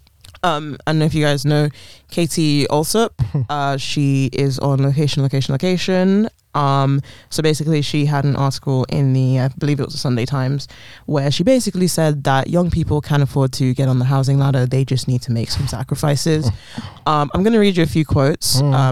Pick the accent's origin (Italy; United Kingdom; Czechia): United Kingdom; London; I was born in London, raised in London. I've lived here pretty much my whole life